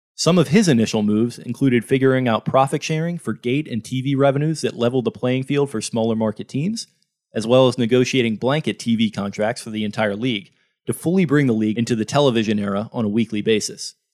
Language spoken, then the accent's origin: English; Baltimore, Maryland, United States; my hometown